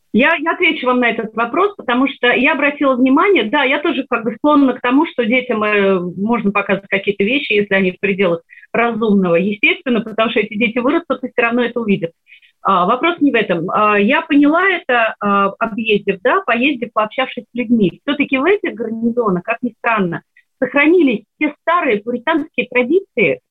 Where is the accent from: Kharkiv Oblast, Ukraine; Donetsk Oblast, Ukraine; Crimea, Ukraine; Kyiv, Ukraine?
Crimea, Ukraine; Sevastopol; moved away; Я выросла в Севастополе, в городе русской славы